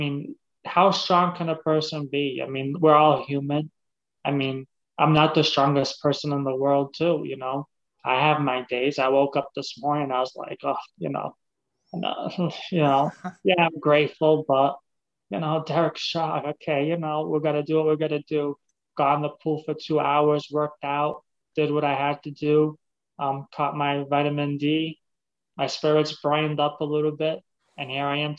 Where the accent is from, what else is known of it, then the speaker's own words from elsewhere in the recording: Massachusetts, United States; now in Florida, United States; I'm originally from Massachusetts